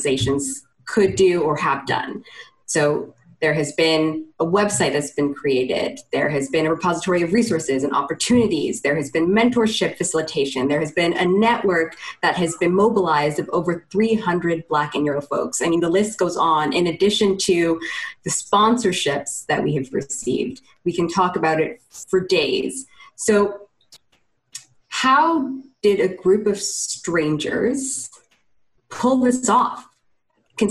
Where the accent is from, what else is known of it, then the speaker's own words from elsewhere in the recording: Canada; as a Canadian